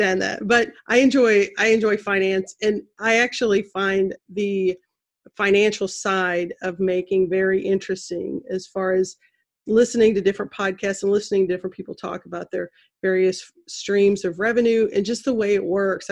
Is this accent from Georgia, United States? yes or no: no; Central Missouri, United States; I was born and raised in Central Missouri.